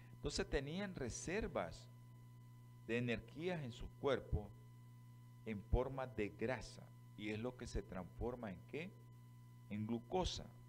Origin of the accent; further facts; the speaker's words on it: Nicaragua; así somos nosotros, los nicas.